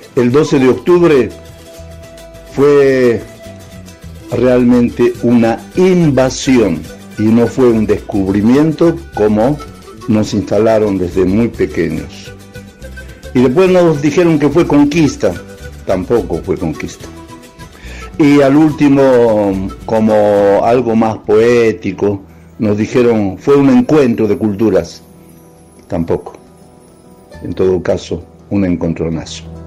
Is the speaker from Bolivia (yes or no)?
yes; Bolivia; born or raised there; now in Argentina